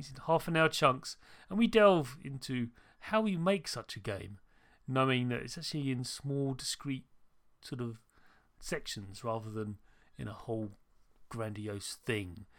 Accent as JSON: {"language": "English", "country": "United Kingdom", "said": "I am British"}